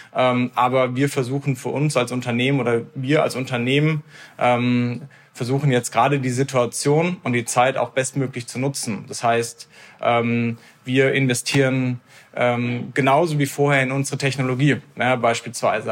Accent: Heidelberg, Baden-Württemberg, Germany; Wir sind zusammen in Heidelberg aufgewachsen

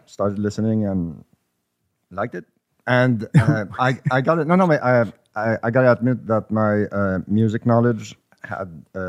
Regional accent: Quebec, Canada; sorry, typical Canadian.

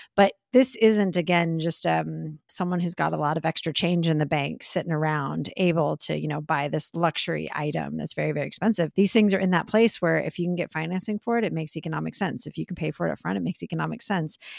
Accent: Texas, United States; I love my home state

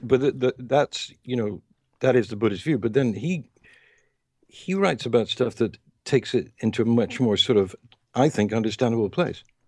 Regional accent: England, United Kingdom; moved away; also born or lived in United States; when I was growing up in England and then in the United States

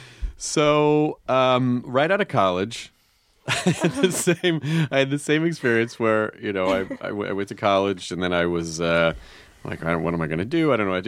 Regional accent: Memphis, Tennessee, United States; also born or lived in Kentucky; Actually, I was born in Kentucky and then I grew up in Memphis.

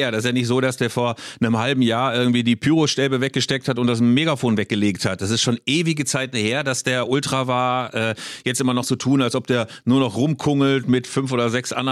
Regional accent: Augsburg, Bavaria, Germany; Ach, Roland Grahammer aus Augsburg übrigens, meine Heimatstadt.

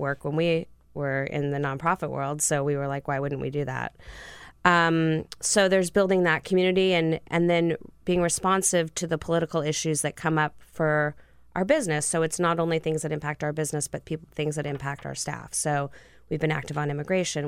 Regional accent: California, United States; moved away as an adult; also born or lived in Santa Barbara; now in Washington, D.C., United States; I grew up in California

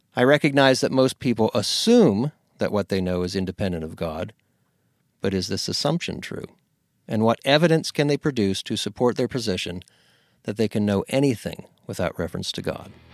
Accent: Pennsylvania, United States; moved away; I grew up in Pennsylvania.

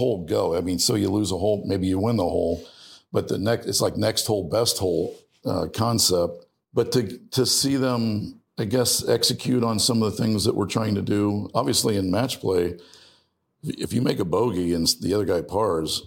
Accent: Ohio, United States; I grew up in Ohio

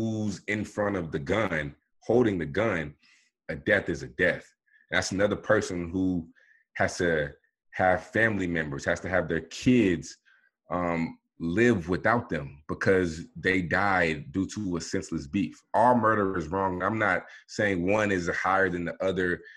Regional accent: Dallas, Texas, United States; out of my hometown, Dallas, Texas

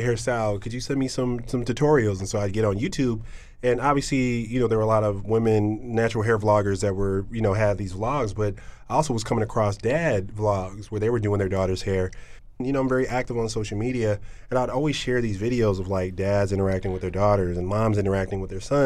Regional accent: Midwest, United States; moved away; I grew up in the Midwest

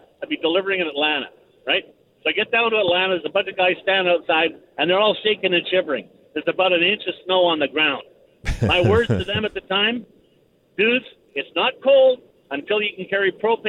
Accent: Vancouver, British Columbia, Canada; also born or lived in Northwest Territories; now in Saskatchewan, Canada; Well, I'm from Vancouver.

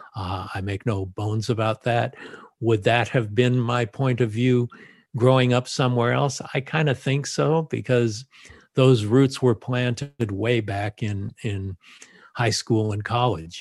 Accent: Los Angeles, California, United States; I grew up in the San Fernando Valley and just went to schools in the valley

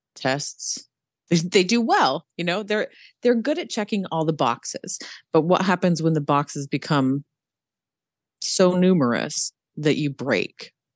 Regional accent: Pacific Northwest, United States; also born or lived in Utah; now in Charlotte, United States; right now, I live in Charlotte, North Carolina, and we moved here from Utah not too long ago, and I'm from the Pacific Northwest

